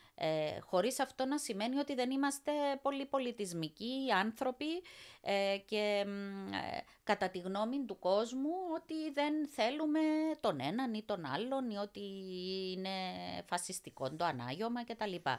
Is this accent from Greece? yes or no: no; Cyprus; also born or lived in England; now in Brussels, Belgium; μία Κύπρια Ελληνίδα